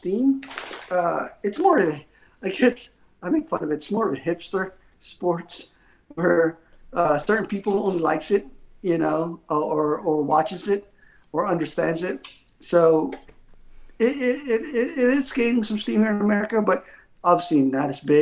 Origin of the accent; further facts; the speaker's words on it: United States; me being American